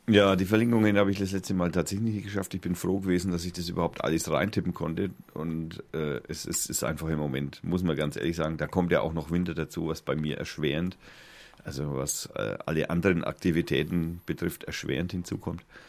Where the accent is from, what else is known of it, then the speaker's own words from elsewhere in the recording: Germany; ich bin ja Deutscher